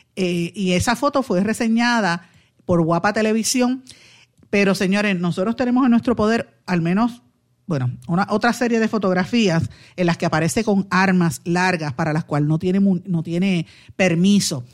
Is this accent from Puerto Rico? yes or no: yes; Puerto Rico; todos como puertorriqueños